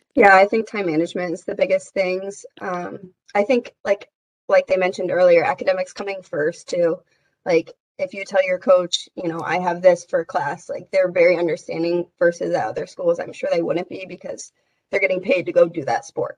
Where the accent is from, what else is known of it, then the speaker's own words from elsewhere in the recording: Indianapolis, Indiana, United States; moved away as an adult; now in Whitewater, United States; I'm a senior from Indianapolis